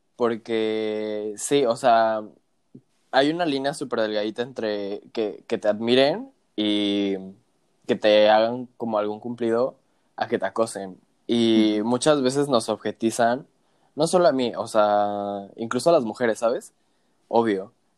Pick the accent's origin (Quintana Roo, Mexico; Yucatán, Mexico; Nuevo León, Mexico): Quintana Roo, Mexico; Cancún; moved away as an adult; also born or lived in Mexico City; me regresé a Cancún, que es de donde yo soy originario